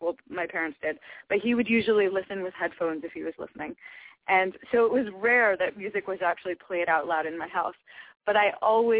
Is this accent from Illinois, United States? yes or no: no; Connecticut, United States; I grew up in Connecticut, and I studied with some just really special, amazing teachers in Connecticut.